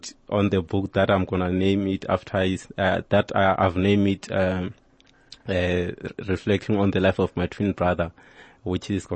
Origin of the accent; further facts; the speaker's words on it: Limpopo, South Africa; actually I'm Venda, I'm from Limpopo